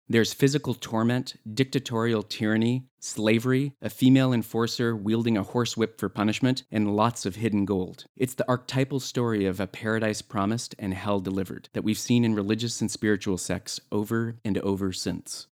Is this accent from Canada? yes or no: yes; Canada; My home country of Canada